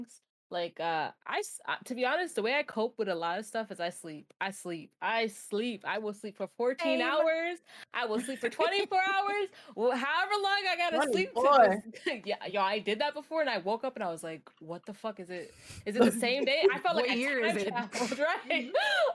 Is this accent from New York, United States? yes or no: yes; New York, United States; I'm a New Yorker.